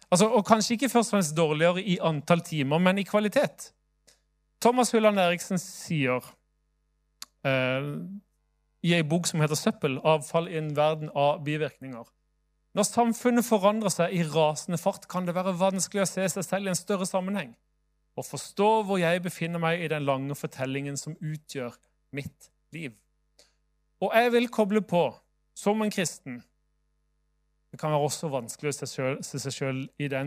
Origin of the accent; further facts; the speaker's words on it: Southern Norway, Norway; Kanskje fordi jeg er sørlending kan være litt langsomme.